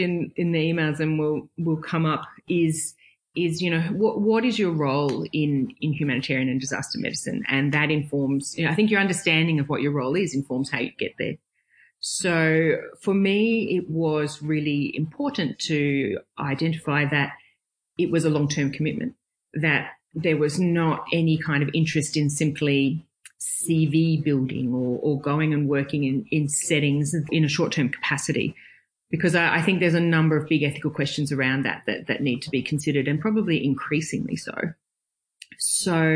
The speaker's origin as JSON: {"language": "English", "town": "Brisbane", "region": "Queensland", "country": "Australia", "tie": "born or raised there", "said": "I grew up in Brisbane."}